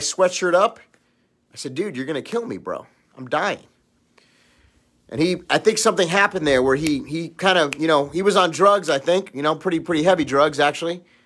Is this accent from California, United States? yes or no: yes; Los Angeles, California, United States; I grew up in Los Angeles